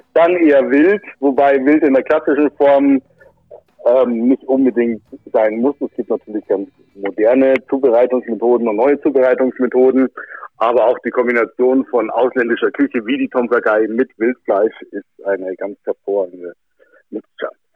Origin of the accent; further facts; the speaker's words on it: Germany; bei uns in Deutschland